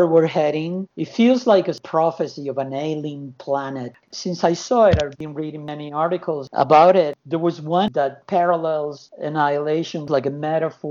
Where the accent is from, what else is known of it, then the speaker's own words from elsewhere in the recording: Argentina; moved away; also born or lived in United States / California; I was born in Argentina, went to the U.S. in 82, I moved to California in 89